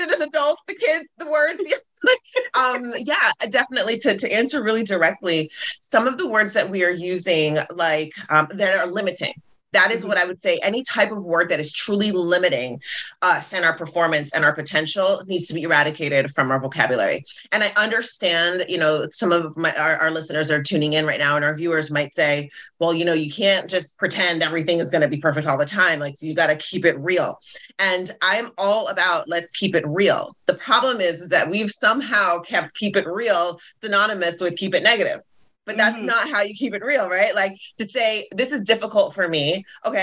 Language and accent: English; Jamaica; I'm Jamaican